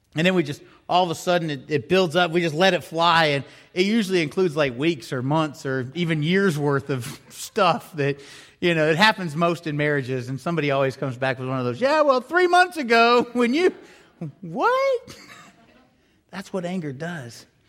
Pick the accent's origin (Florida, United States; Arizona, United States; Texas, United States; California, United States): Florida, United States; growing up in Florida